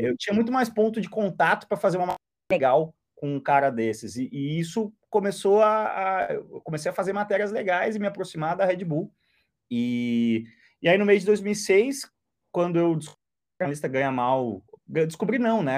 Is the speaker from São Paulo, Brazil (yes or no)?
no; Porto Alegre, Rio Grande do Sul, Brazil; eu que sou de Porto Alegre